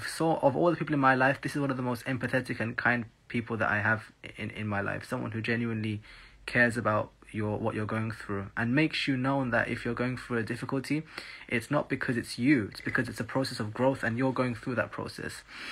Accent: Dubai, United Arab Emirates; also born or lived in South London; So, before I was born in South London and I moved to Dubai.

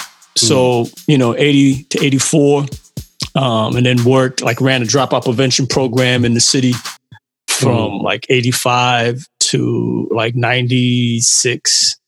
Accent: New York City, New York, United States; moved away as an adult; also born or lived in Barbados; now in Connecticut, United States; I'm originally from Barbados. I grew up in Brooklyn.

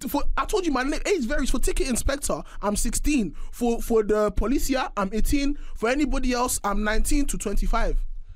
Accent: London, United Kingdom; everyone's from South, and like, yeah, I'm from South

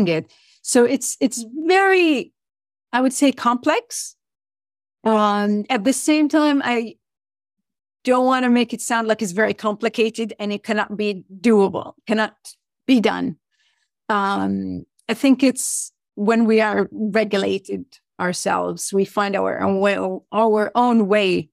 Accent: Saudi Arabia; also born or lived in United States; now in United Kingdom; I come from Saudi Arabia

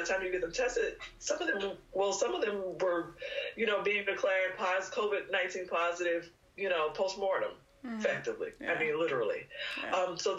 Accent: Texas, United States; also born or lived in Indiana; I grew up in Texas. For undergrad, I went to a state school, University of Houston, and for graduate school, I went to Indiana University

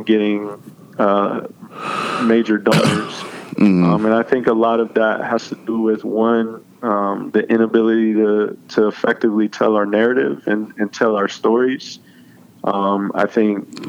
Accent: Oakland, California, United States; I was born and raised in Oakland

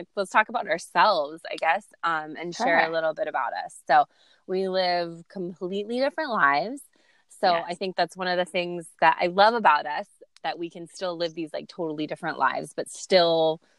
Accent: California, United States; born there; also born or lived in Lanai, Hawaii; I was born in California. I moved from LA, which is like big bustling city, to a tiny little island called Lanai

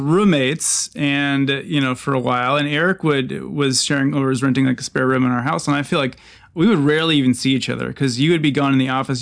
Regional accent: Eau Claire, Wisconsin, United States; I'm from Eau Claire, Wisconsin

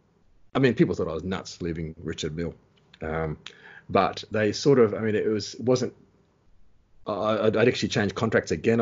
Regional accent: Australia; moved away as an adult; also born or lived in Switzerland; I'm from Australia.

